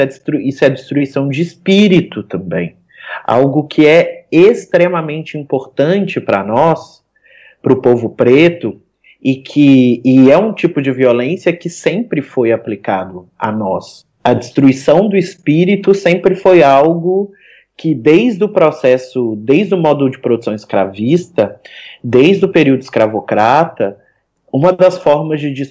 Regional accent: Minas Gerais, Brazil; now in Rio de Janeiro, Brazil; eu venho de Minas Gerais e hoje resido no Rio.

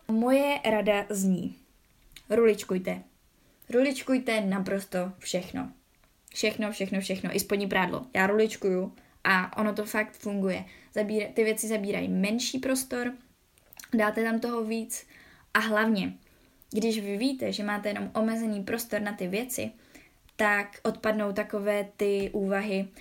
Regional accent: Czechia; že jsem z Česka

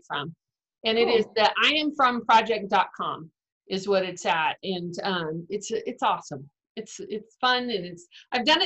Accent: Texas, United States; now in Duluth, Georgia, United States; I'm originally from Texas, but quarantined in Duluth, Georgia, four states away.

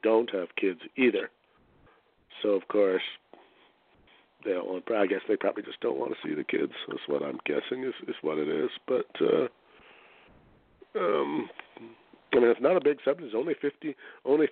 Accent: Canada; accent: Canadian; my outrageous Canadian accent

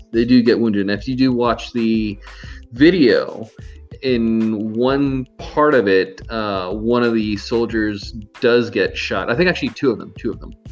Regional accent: Miami, Florida, United States; I'm actually from Miami, Florida, but I'm currently not in Miami, Florida.

